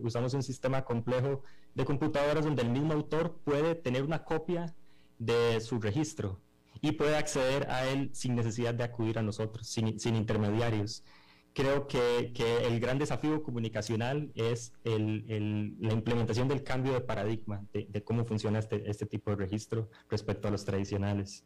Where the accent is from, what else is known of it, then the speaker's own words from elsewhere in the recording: Costa Rica; nosotros somos unos emprendedores costarricenses que desarrollamos esta aplicación completamente en Costa Rica